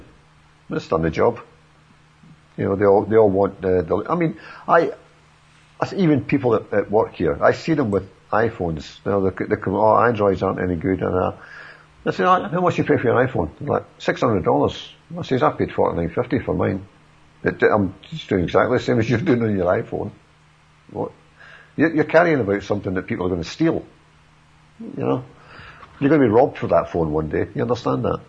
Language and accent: English; Scotland, United Kingdom; moved away; I'm Scottish